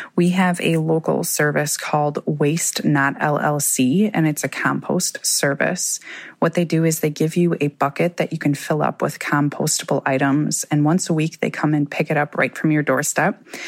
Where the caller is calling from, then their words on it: Sheboygan, Wisconsin, United States; I'm calling from Sheboygan, Wisconsin